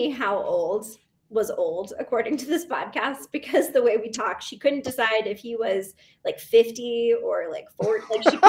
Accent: United States; moved away; I grew up near the Hudson River.

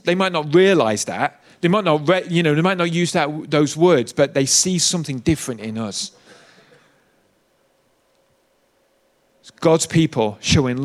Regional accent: United Kingdom; I'm British

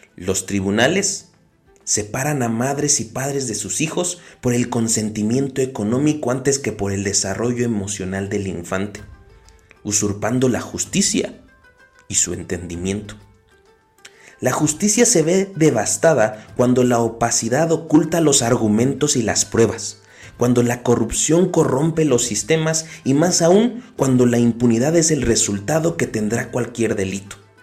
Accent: Mexico; tenemos como mexicanos

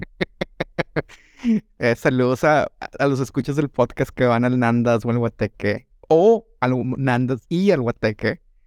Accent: Mexico; crecí en Sanico

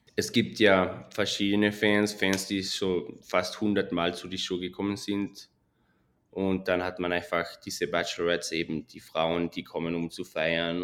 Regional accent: Switzerland; moved away as an adult; also born or lived in London, United Kingdom; now in Las Vegas, United States; ich bin in der Schweiz aufgewachsen

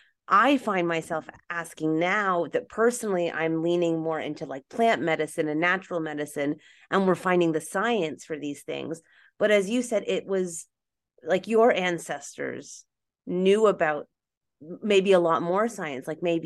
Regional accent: Canada; I'm Canadian, so my family wasn't in North America. Like, I'm first generation full Canadian, so my family wasn't really in North America, but I come from Scottish, so like Celts and like the Celtics and then Germans.

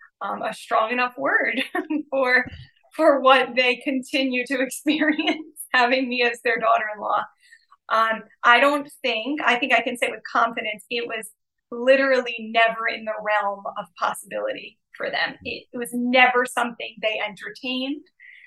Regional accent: United States; moved away as an adult; now in Slovakia; I'm American

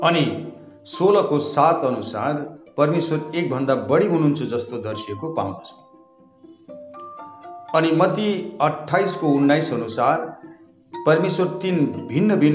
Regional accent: West Bengal, India; म उत्तर बङ्गालको निवासी हुँ अनि

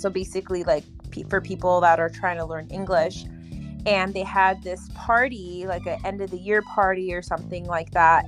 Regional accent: California, United States; moved away as an adult; now in Florida, United States; I'm originally from California. I just moved to Florida, but yeah, back home, back in California

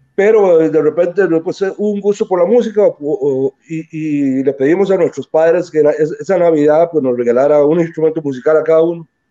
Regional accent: Limón, Costa Rica; nos enorgullecemos, ¿verdad?, de haber nacido ahí y de ser limoneses eh, de, nacimiento. Este, todo lo que, todos mis conocimientos escolares y en la primaria, el colegio, todo, los viví en Limón

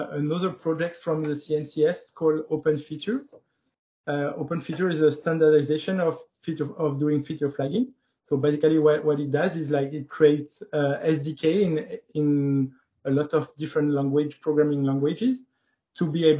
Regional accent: France; also born or lived in Paris; I'm from France. I'm living in Paris.

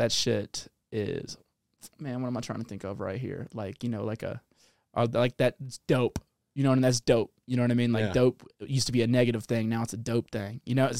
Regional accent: the South, Mississippi, United States; moved away; also born or lived in New Orleans; I'm from the South

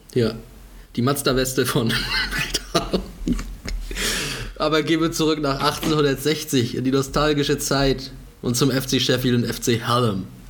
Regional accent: Germany; bei uns in Deutschland

